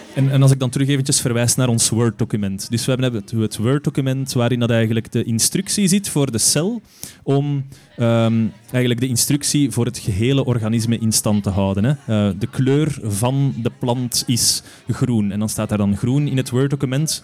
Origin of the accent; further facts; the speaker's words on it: Steenhuffel, Flanders, Belgium; Ik ben van Steenuffel.